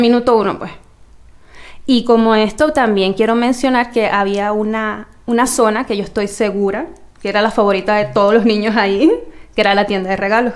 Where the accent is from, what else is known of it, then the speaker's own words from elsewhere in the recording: Venezuela; moved away; hasta que yo me fui de Venezuela